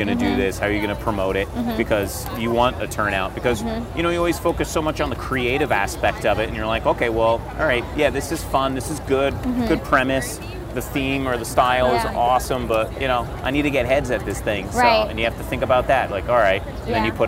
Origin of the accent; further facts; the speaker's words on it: New Jersey, United States; I'm from New Jersey